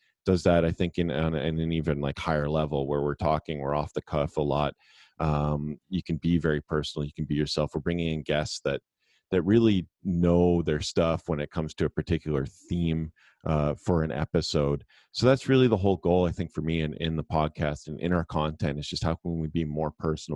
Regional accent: Canada; I grew up in Canada. We did have Much Music, which was like our MTV

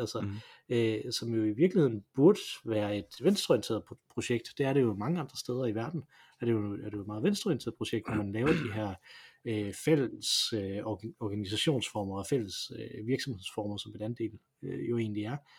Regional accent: Denmark; vi som danskere

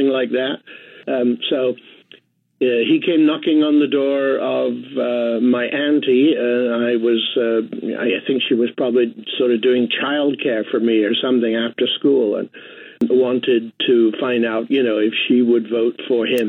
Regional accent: England, United Kingdom; moved away; I of course, grew up in England

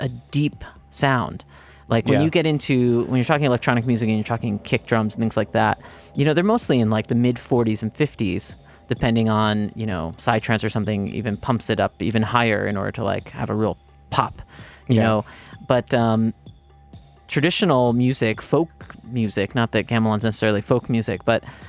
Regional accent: Hyde Park, New York, United States; also born or lived in Indonesia; now in New York City, United States; I'm actually from New York. I went to high school upstate, actually, in Hyde Park, which is right next to Poughkeepsie.

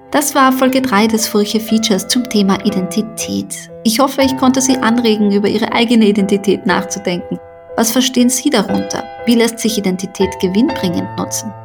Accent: Carinthia, Austria; also born or lived in Sarajevo; now in Vienna, Austria; ich bin ja in Kärnten aufgewachsen

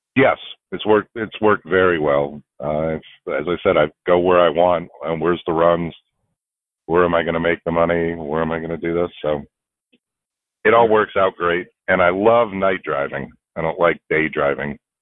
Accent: Houston, Texas, United States; I'm from Houston, Texas

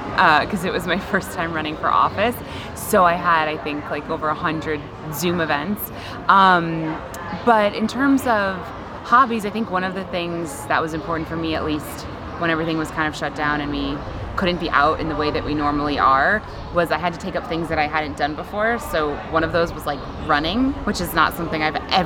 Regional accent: Rochester, New York, United States; I'm originally from Rochester.

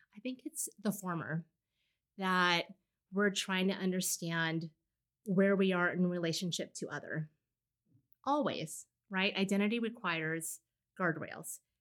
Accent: Los Angeles, California, United States; moved away as an adult; now in Seattle, United States; I grew up in Southern California. I was born and raised in LA.

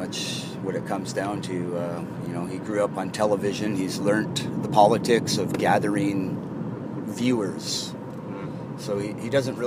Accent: Canada; as a Canadian

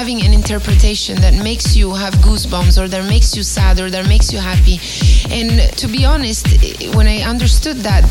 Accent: Catania, Sicily, Italy; moved away; I was born in Catania, which is the city just at the bottom of the Etna volcano

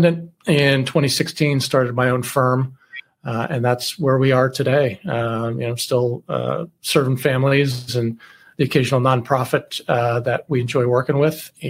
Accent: Western Pennsylvania, United States; moved away as an adult; also born or lived in Central Valley, California; I grew up in Western Pennsylvania, and I joined the Navy when I was 18.

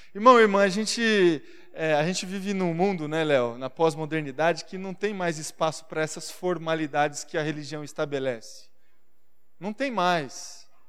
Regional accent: Marília, São Paulo, Brazil; now in São Paulo, Brazil; a cidade onde eu nasci, Marília

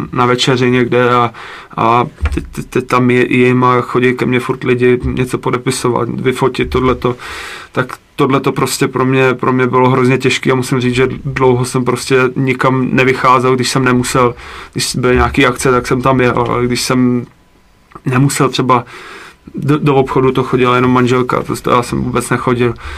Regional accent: Jihlava, Vysočina Region, Czechia; já jsem vlastně původem z Jihlavy, tak, eh, na náměstí, kde jsem chodil, eh, n, na základku

